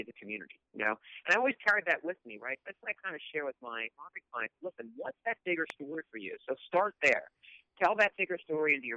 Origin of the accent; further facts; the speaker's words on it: King of Prussia, Pennsylvania, United States; growing up in the Cuna Prussia area outside of Philadelphia